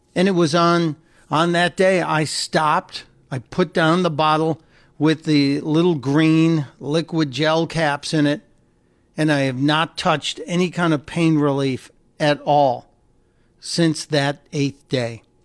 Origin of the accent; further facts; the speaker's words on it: Chicago, Illinois, United States; where I grew up in Chicago